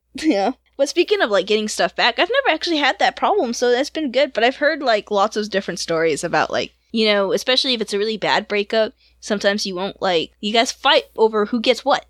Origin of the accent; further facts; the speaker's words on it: Georgia, United States; It's in Georgia, and you've been through my hometown